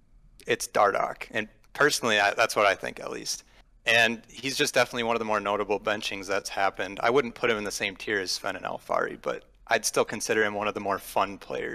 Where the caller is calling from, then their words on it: St. Cloud, Minnesota, United States; I am calling from St. Cloud, Minnesota.